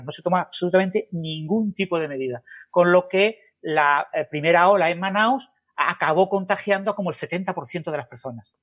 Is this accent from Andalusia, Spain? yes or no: yes; Andalusia, Spain; now in Málaga, Spain; el carácter andaluz, por ejemplo, del sur de España